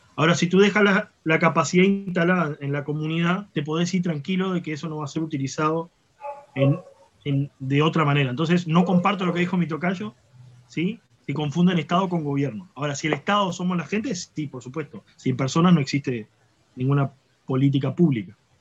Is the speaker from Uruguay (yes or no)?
yes; Uruguay; si bien soy uruguayo